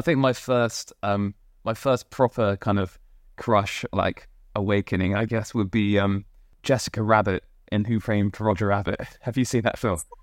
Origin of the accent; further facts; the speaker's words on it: Poole, South West England, United Kingdom; now in London, United Kingdom; I grew up in Poole in Dorset